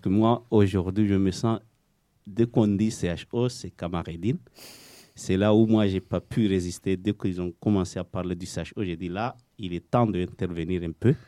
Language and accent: French; Comoros; moved away as an adult; now in Marseille, France; depuis que j'ai quitté les Comores.